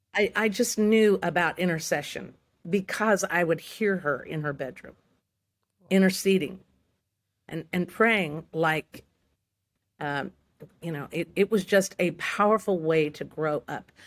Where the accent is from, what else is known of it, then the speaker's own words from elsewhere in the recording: Santa Rosa, California, United States; I was born in Santa Rosa, California. It's, it's Sonoma County